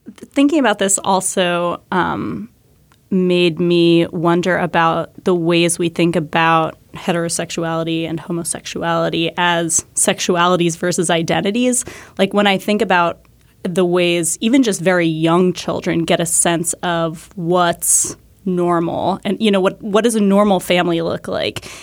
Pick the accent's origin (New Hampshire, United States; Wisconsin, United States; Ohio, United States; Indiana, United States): New Hampshire, United States; I grew up in New Hampshire